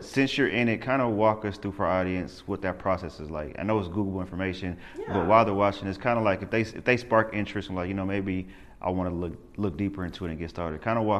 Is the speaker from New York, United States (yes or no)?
yes; New York, United States; I was born in New York